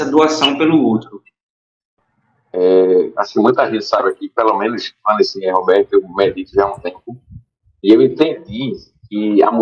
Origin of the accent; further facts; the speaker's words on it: Recife, Pernambuco, Brazil; also born or lived in Boa Viagem, Recife; eu fui nascido e criado no Pina, é, morei no Pina até meus 13 anos de idade. É, dos 13 anos eu me mudei, assim, fui, continuei no Pina, mas fui um pouco ali para perto do Clube Líbano.